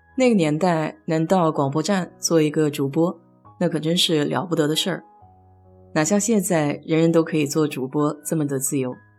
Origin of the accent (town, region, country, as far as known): China